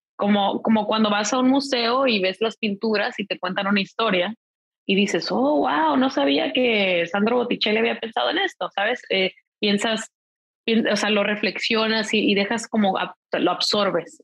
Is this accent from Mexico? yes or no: yes; Mexico; yo soy mexicana